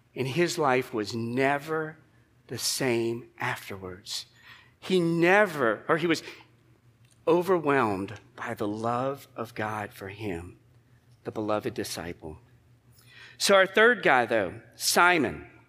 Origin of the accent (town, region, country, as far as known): United States